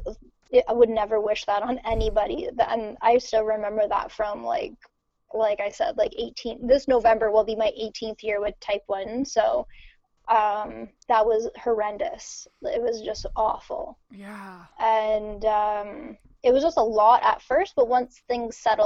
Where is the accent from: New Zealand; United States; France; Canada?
Canada; Ontario; also born or lived in Montreal, Canada; originally I'm from Ontario, so I moved to Quebec